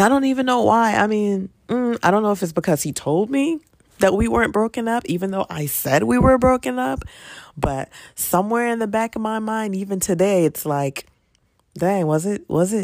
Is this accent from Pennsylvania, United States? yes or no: yes; Philadelphia, Pennsylvania, United States; typical 19, 20 year old growing up in Philly